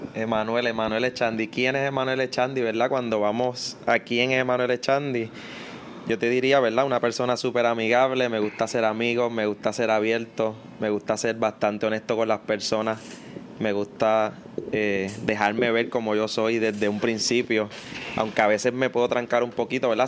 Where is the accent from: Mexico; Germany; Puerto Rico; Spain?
Puerto Rico; Mayagüez; moved away as an adult; yo soy nacido y criado en, en un residencial público